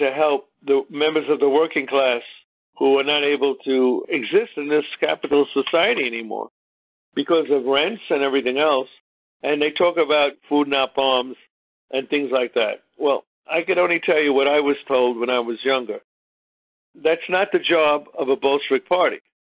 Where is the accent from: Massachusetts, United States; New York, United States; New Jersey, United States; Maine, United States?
New York, United States; New York City; When I grew up in Bensonhurst, Brooklyn